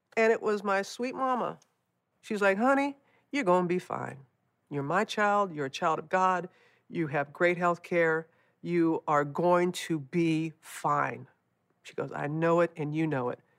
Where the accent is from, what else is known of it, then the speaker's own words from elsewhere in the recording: United States; moved away; the destruction of my hometown after, after Katrina